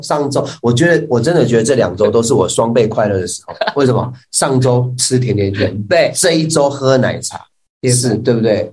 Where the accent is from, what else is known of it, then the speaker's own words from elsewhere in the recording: Taichung, Taiwan; 我们台中人